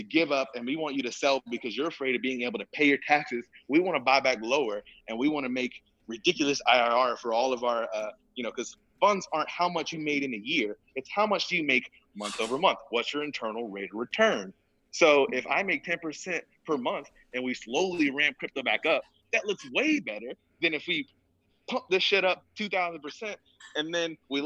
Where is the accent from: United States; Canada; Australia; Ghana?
United States; Georgia, South Carolina; I'm from the South. I'm from Georgia, South Carolina